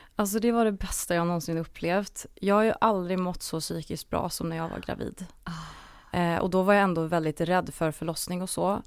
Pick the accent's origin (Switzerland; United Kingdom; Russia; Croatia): Croatia; now in Sweden; jag är ju född i Kroatien